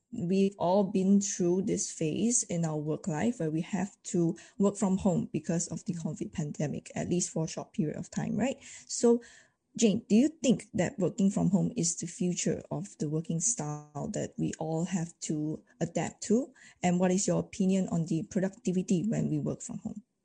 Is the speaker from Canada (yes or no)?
no; Malaysia; I'm from Malaysia